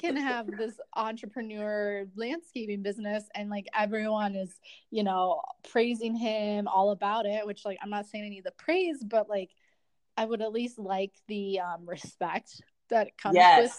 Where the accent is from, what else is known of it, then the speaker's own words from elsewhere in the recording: Akron, Ohio, United States; moved away as an adult; so I'm also from the Midwest. We're both from Ohio, and I'm from originally the Akron area.